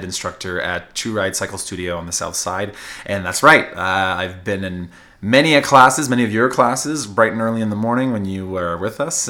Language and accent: English; Neguac, New Brunswick, Canada; moved away as an adult; also born or lived in Vancouver; now in Edmonton, Canada; I am a proud Maritimer. I grew up in New Brunswick, rural New Brunswick, in a town of 1,900 people now